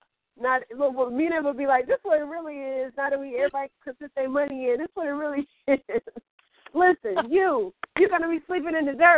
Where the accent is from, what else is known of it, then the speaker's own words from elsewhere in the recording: Midwest, United States; I'm from the Midwest, so we used to do these things called lock-ins.